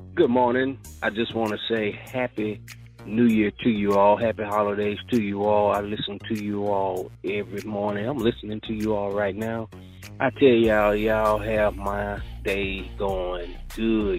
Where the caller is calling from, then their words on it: Monroe, Louisiana, United States; I'm calling from Monroe, Louisiana